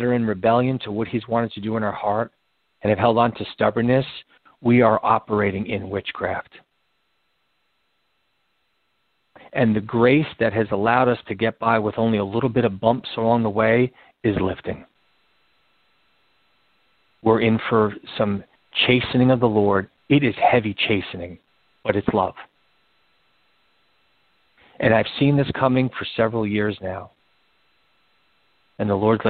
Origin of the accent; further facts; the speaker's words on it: New York City, New York, United States; I was born in the Bronx, spent my summers in the Bronx. I live in New York